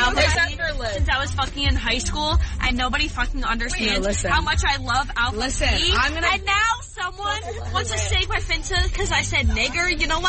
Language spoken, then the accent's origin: English; New Jersey, United States; moved away as an adult; now in Alabama, United States; I'm from New Jersey.